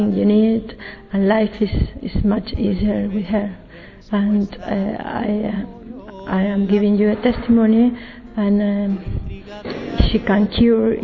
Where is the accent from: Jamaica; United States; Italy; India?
Italy; I'm from Italy